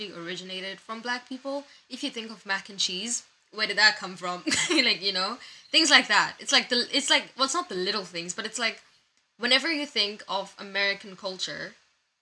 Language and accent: English; South Africa; I'm also from South Africa